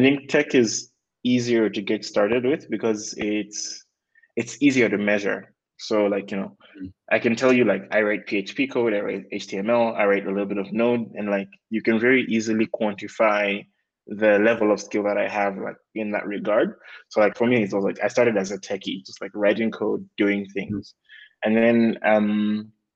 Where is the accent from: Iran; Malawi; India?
Malawi; moved away as an adult; also born or lived in Nairobi, Kenya; I'm from Malawi. I'm born and raised there